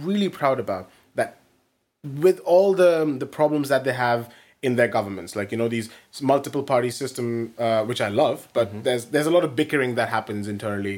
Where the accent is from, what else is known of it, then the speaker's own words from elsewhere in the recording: India; I'm from India